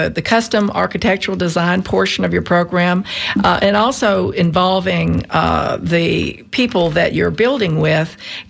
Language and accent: English; Mobile, Alabama, United States; now in Tampa, United States; I'm from Alabama.